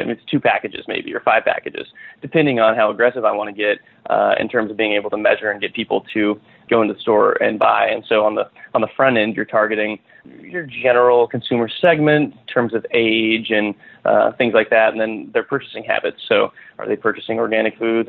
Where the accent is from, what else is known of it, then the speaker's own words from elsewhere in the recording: western Nebraska, United States; moved away as an adult; also born or lived in California; I grew up in western Nebraska on a farm. Uh, moved out to California after high school